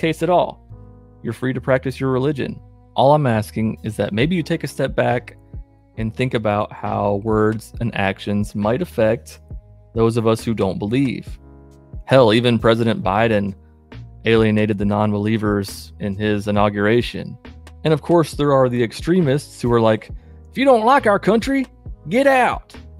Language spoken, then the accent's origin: English; Georgia, United States; also born or lived in Michigan; I was born in Michigan, but I grew up in the state of Georgia